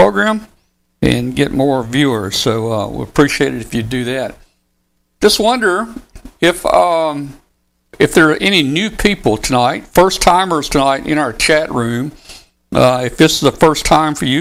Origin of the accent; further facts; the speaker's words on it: Wilson, Arkansas, United States; That's where I was born and raised, over in Northeast Arkansas, a little town over there called Wilson, Arkansas